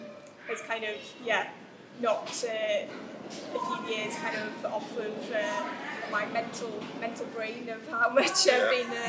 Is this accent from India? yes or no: no; Wrexham, Wales, United Kingdom; I'm a local girl. Started the business about 6 years ago, so I'm in my sixth year of trading. I'm a Welsh language shop here in Tŷ Pawb in Wrexham